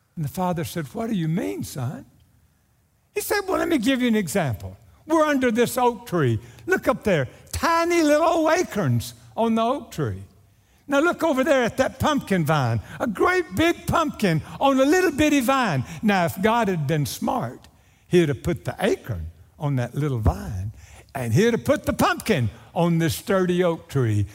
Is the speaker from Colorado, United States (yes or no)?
no; Naples, Texas, United States; my hometown of Naples, Texas